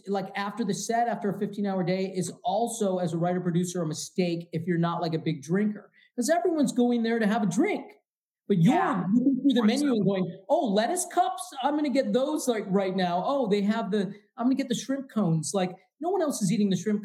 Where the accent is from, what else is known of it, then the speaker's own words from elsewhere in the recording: Midwest, United States; I'm from the Midwest.